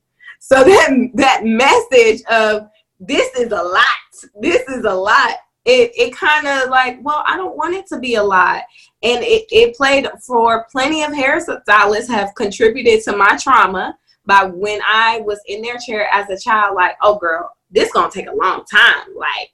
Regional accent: Boston, Massachusetts, United States; I grew up in Boston, Massachusetts. So when I came down here and started saying y'all and finna and stuff like

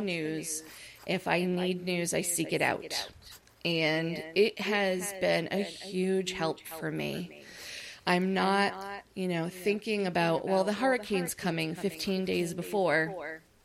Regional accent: upstate New York, United States; moved away as an adult; now in Orlando, United States; I'm from the United States, I was living in New York, upstate and I moved down here to Orlando, Florida

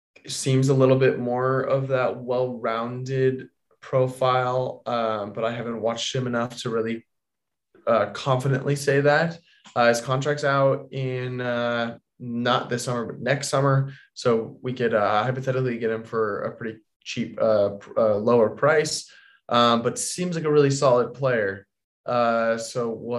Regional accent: London, United Kingdom; I grew up in London

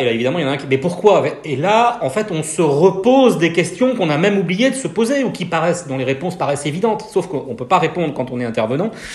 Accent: Brest, Brittany, France; moved away as an adult; now in Lille, France; je suis breton, je suis brestois

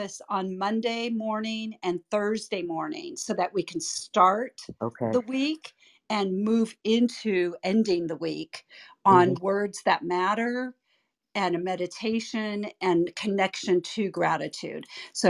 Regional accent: California, United States; now in Dallas, United States; I am from California and I'm in landlocked Dallas, Texas.

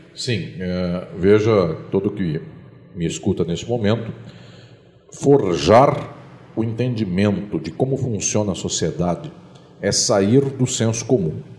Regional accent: São Paulo, Brazil; now in Paraná, Brazil; aqui no Paraná, lá no meu estado de São Paulo

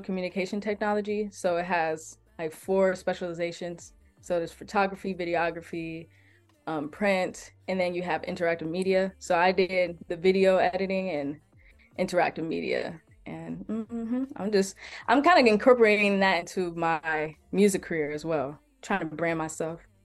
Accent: Detroit, Michigan, United States; now in Columbus, United States; I'm originally from Detroit, Michigan

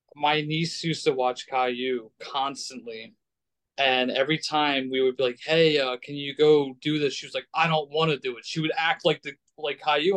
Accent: United States; I grew up in America

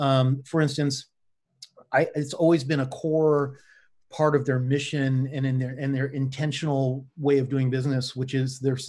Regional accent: Los Angeles, California, United States; moved away as an adult; also born or lived in Richmond, Virginia; now in Virginia, United States; I'm originally from Los Angeles, California.

